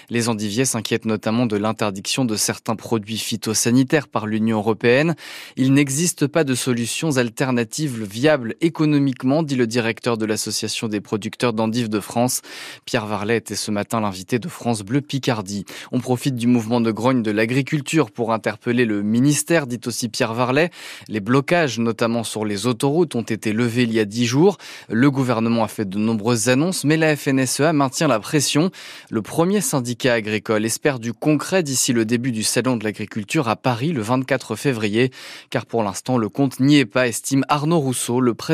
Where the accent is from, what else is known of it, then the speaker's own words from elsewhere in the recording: Belgium; je viens de Belgique